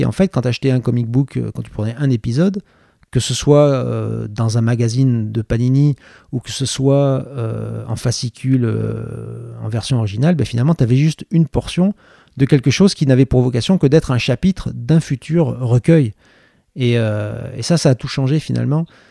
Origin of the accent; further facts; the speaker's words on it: Bordeaux, Nouvelle-Aquitaine, France; also born or lived in Cadillac; j'ai grandi à Bordeaux, qui est quand même une grande ville, mais j'ai grandi jusqu'à mhm. l'âge de 7 ans